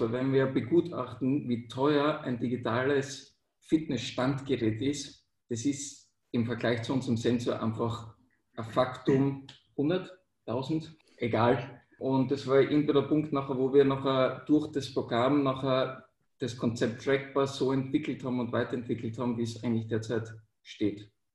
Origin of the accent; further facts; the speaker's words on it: Austria; also born or lived in Vienna; bei uns in Österreich Matura